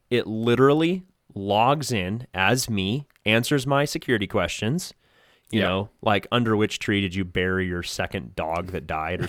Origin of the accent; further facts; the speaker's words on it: United States; as an American